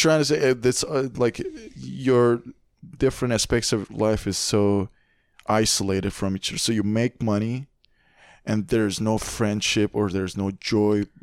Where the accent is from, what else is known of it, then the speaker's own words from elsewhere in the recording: Iran; now in Canada; I come from Iran